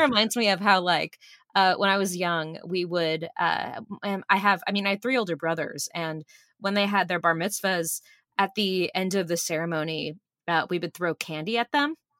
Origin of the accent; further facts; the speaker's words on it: Burbank, California, United States; I grew up in Burbank and Griffith Park